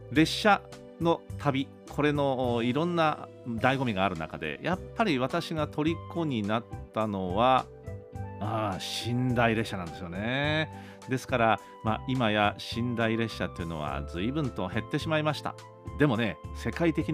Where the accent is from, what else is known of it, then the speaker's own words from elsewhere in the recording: Kyushu, Japan; moved away as an adult; also born or lived in Tokyo; その後東京の大学に出るんですけどもまあ、東京ですから東京と九州を往復するブルートレインというのはまあよく走ってましたね